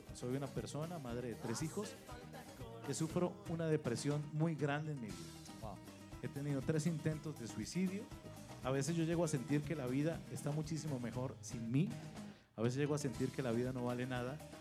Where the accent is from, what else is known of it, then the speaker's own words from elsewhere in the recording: Colombia; moved away as an adult; also born or lived in Venezuela / Mexico City, Mexico; now in Saltillo, Mexico; Soy el mayor de tres hermanos. Eh, nacimos en Colombia